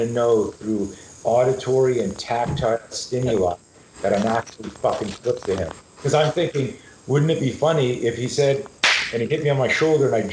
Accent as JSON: {"language": "English", "town": "Montreal", "region": "Quebec", "country": "Canada", "tie": "born or raised there", "said": "Growing up in Montreal, Canada"}